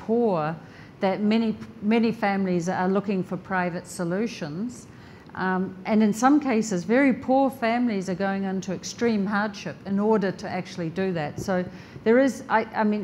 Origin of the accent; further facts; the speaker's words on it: New Zealand; I'm from New Zealand